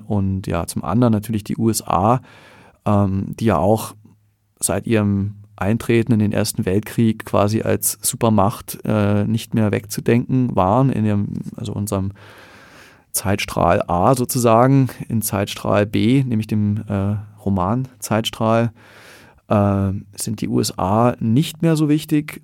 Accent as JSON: {"language": "German", "country": "Germany", "also_born_or_lived": "Berlin", "moved": "yes", "lives_now": "Vienna, Austria", "said": "für mich als ähm, Deutscher"}